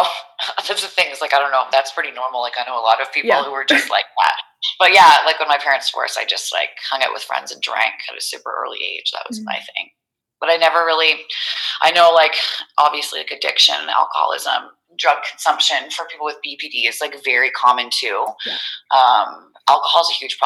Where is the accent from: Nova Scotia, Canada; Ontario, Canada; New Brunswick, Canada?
New Brunswick, Canada; moved away as an adult; now in Calgary, Canada; I moved out here. I'm from New Brunswick. I moved out here